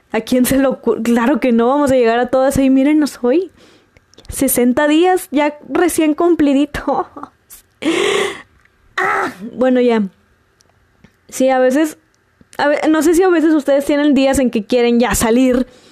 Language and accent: Spanish; Monterrey, Nuevo León, Mexico; como regia